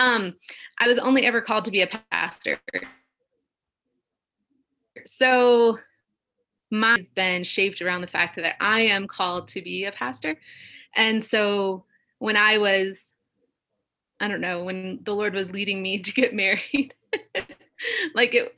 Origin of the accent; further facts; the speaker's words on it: Illinois, United States; I grew up in Illinois